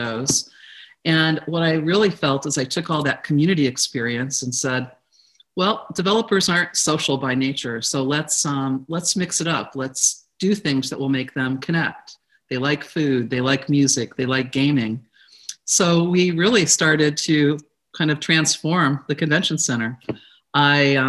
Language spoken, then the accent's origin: English; Elyria, Ohio, United States; moved away as an adult; also born or lived in Corvallis, Oregon; now in San Francisco Bay Area, United States; I grew up in Ohio, in northeastern Ohio, a city called Elyria.